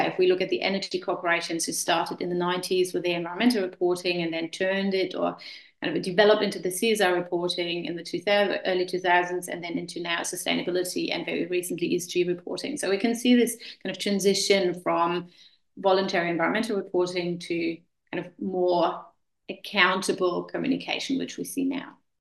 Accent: Germany; moved away as an adult; also born or lived in Vienna, Austria / Klagenfurt, Austria / Hamilton, New Zealand; I'm originally from Germany, and uh, we moved to Austria quite a while, yeah, oh, probably 20 years ago.

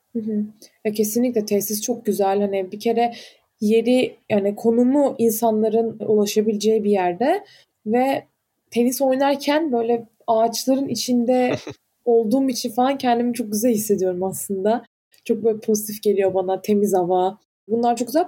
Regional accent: Antalya, Turkey; moved away; ben Antalyalıyım.

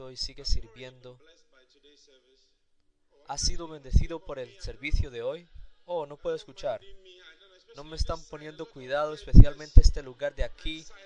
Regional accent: Guinea-Bissau; soy de Guinea-Bissau

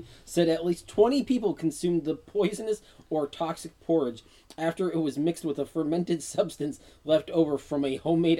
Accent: United States; I'm American

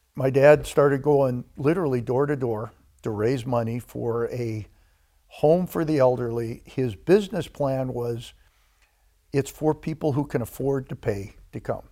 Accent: DeKalb, Illinois, United States; Grew up in a town called DeKalb, Illinois

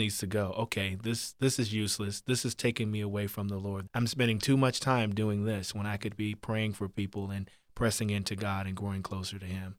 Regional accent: Virginia, United States; I grew up in Virginia on the farm

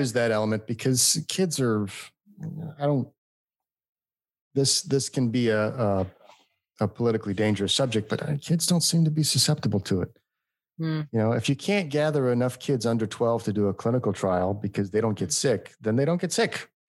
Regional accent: California, United States; now in Phoenix, United States; We're from California.

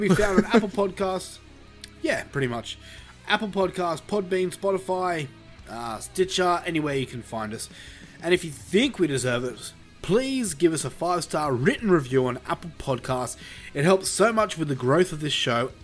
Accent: Australia; I've never left Australia

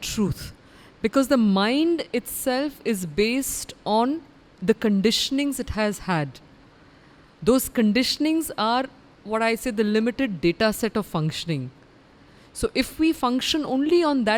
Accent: India; I am a woman, I'm an Indian, I'm a Bharatiya

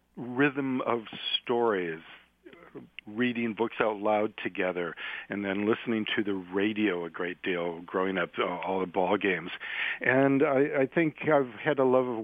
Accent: Detroit, Michigan, United States; I was from Detroit and worked in a factory

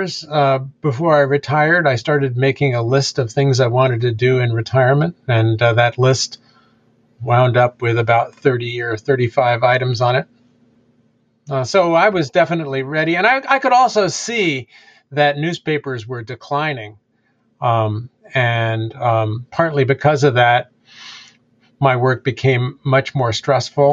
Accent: United States; now in Amherst, United States; I grew up in Washington

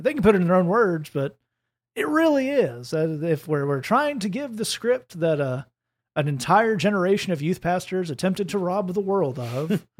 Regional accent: United States; I'm an American

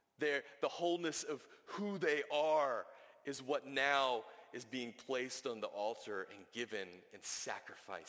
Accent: the South, United States; I grew up in the South

